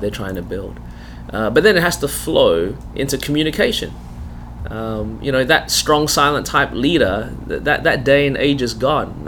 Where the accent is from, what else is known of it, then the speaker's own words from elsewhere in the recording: Melbourne, Victoria, Australia; accent: Australian; now in South Carolina, United States; I was born in Melbourne. That's the reason my voice is this way